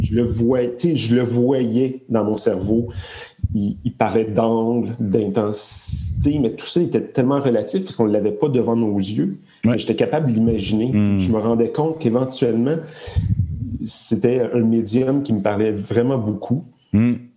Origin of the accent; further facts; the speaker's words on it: Laval, Quebec, Canada; j'ai vécu à Laval, sur la rive nord, euh, dans un petit bled. c'est des champs. Moi, je me plais à dire que j'habitais quand même dans le champ, à Saint-François.